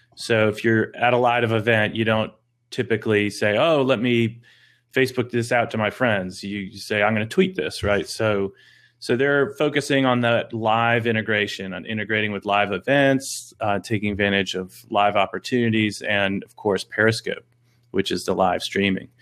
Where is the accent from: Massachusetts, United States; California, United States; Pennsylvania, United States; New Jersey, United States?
Massachusetts, United States; Boston; moved away; also born or lived in North Carolina; I grew up in Boston, Massachusetts